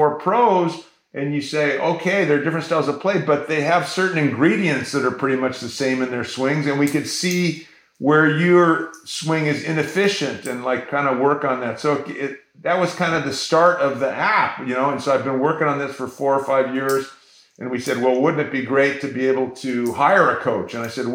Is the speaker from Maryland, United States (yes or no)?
no; San Diego, California, United States; I grew up in San Diego, Morley Field public parks